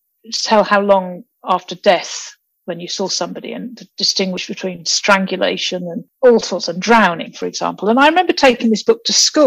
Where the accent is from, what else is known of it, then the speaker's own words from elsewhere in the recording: Peterborough, East of England, United Kingdom; also born or lived in Nigeria; I came to England when I was quite young, actually. So I was born in Nigeria, but then we settled in Peterborough